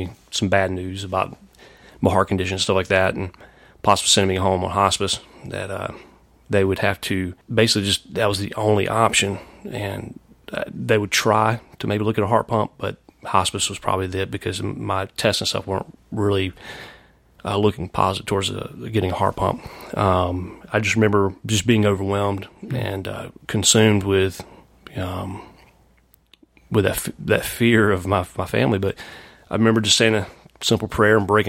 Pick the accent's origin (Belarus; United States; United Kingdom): United States; Anderson, South Carolina; moved away as an adult; also born or lived in Greenville, South Carolina / Knoxville, Tennessee / Chattanooga, Tennessee / Atlanta, Georgia; now in Charlotte, United States; I'm from Anderson, South Carolina.